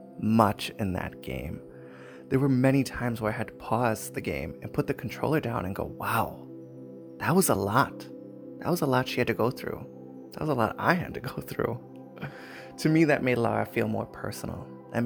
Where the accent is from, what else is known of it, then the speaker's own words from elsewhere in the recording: Milwaukee, Wisconsin, United States; I'm from the Milwaukee, Wisconsin area of the United States of America.